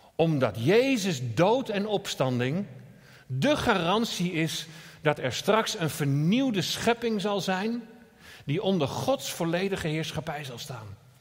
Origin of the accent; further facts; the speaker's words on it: Netherlands; we als Nederlanders